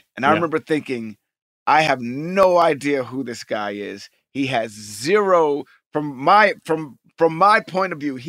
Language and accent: English; New York, United States; he grew up in Jersey and I grew up in New York, it's very close and similar, but we have kind of the same upbringing.